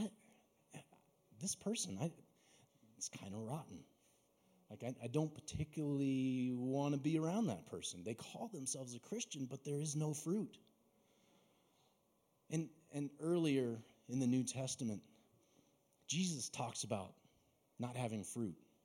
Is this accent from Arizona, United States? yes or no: yes; Mesa, Arizona, United States; I grew up down in Mesa, surrounded by orchards